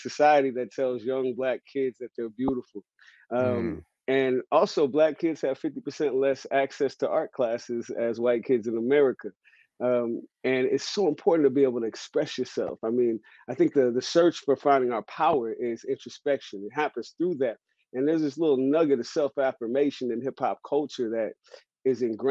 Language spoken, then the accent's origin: English; San Francisco, California, United States; No, I grew up in San Francisco. I'm a San Francisco native. I'm from Hunters Point.